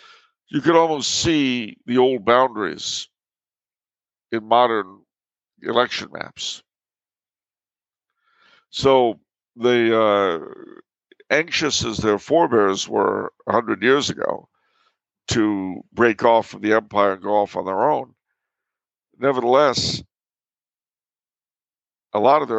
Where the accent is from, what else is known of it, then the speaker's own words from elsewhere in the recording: New York, United States; born there; now in Los Angeles, United States; Plus, if that isn't bad enough, I was born in New York. It'll always feel more like home. I've lived most of my life in Los Angeles